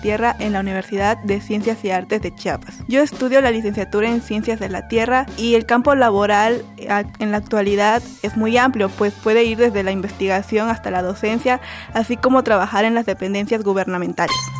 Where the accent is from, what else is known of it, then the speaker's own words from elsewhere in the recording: Nicaragua; soy de Nicaragua